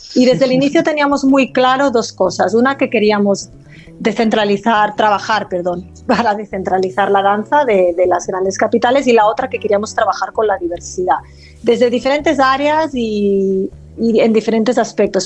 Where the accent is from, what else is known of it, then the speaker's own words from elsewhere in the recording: Olot, Catalonia, Spain; first language Catalan; Spanish is a second language; moved away; yo no soy originariamente de aquí, yo nací en, en Olot, en La Garrocha